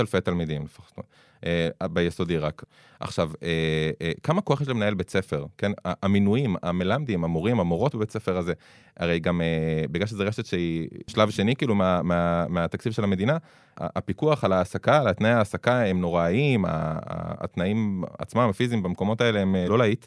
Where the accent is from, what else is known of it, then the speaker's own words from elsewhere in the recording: Jerusalem, Jerusalem District, Israel; also born or lived in Beitar Illit; אני גדלתי בשכונה חילונית בירושלים